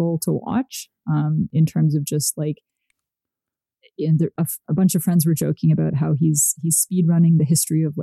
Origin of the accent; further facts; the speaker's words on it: Canada; moved away as an adult; also born or lived in United States; I am from Canada